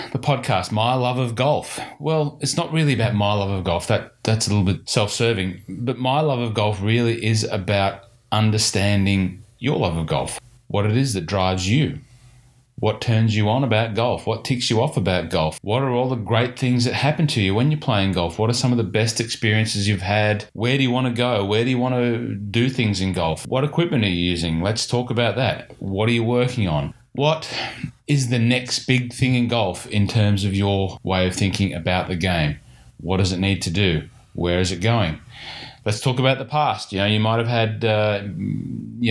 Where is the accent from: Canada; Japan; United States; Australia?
Australia; Hunter Valley, New South Wales; now in Victoria, Australia; I grew up in the Hunter Valley